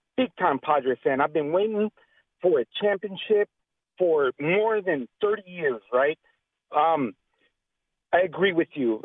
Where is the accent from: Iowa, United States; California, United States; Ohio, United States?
California, United States; San Diego; I'm from San Diego